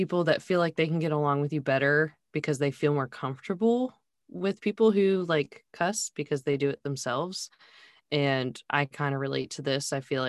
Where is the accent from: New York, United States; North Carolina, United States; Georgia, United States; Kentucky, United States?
North Carolina, United States; Charlotte; born or raised there